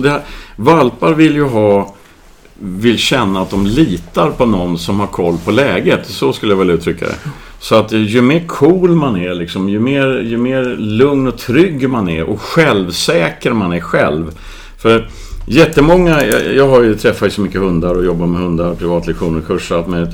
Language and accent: Swedish; Värmland, Sweden; moved away; när jag var barn i Värmland